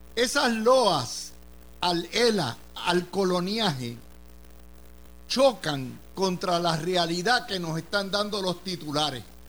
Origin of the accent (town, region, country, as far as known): Puerto Rico